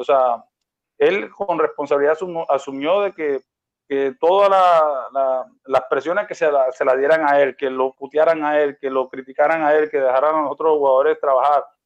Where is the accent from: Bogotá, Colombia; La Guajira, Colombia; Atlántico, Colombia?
Atlántico, Colombia; Barranquilla; yo soy de Barranquilla